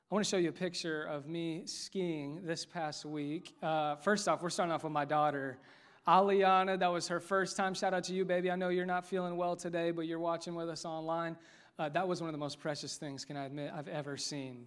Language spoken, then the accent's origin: English; Westfield, Indiana, United States; I grew up here, played basketball here, K through twelve